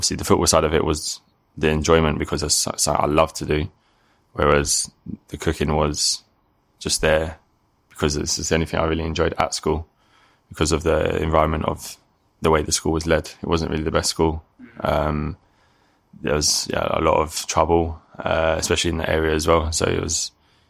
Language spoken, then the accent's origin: English; London, United Kingdom; In Northwest London. I was born in Northwest. Yeah, I've been brought up there.